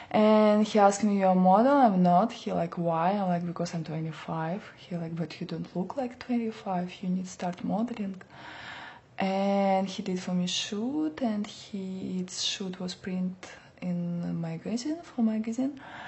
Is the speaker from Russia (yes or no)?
yes; Russia; English is a second language; now in New York, United States; I'm from Russia.